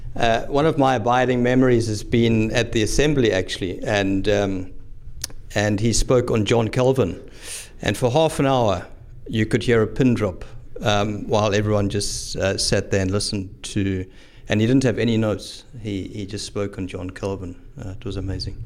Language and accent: English; South Africa; now in Highlands, Scotland; come from South Africa, born and bred in South Africa